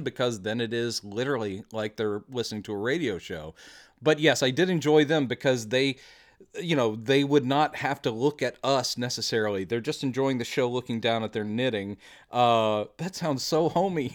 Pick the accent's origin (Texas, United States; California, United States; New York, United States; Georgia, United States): Texas, United States; We are from Texas.